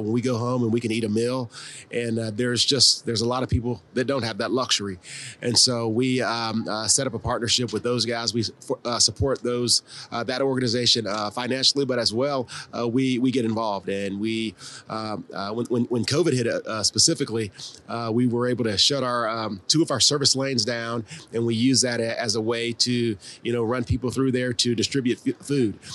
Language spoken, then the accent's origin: English; Columbia, South Carolina, United States; moved away as an adult; also born or lived in Florida / Baltimore; I'm originally from Columbia, South Carolina